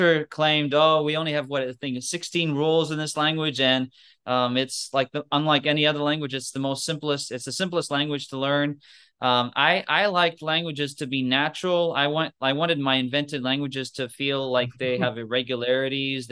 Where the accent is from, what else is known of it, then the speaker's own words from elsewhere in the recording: Los Angeles, California, United States; moved away as an adult; also born or lived in Latvia / United Kingdom; now in Kentucky, United States; we moved to LA, Los Angeles, where I kind of grew up for the most part